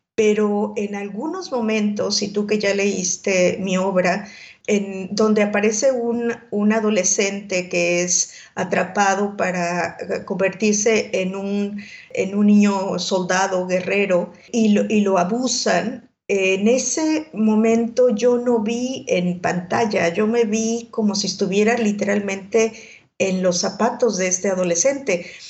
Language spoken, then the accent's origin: Spanish; Mexico; also born or lived in Mozambique